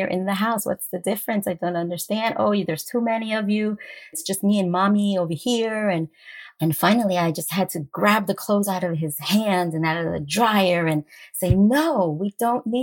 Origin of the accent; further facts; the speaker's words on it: Westchester County, New York, United States; I grew up in Westchester County in New York